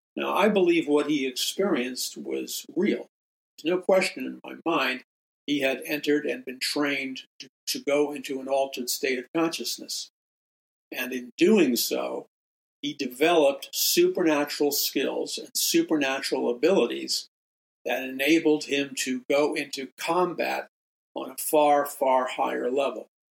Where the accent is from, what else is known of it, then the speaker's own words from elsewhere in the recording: New York City, New York, United States; I was a young atheist and agnostic and existentialist growing up in New York City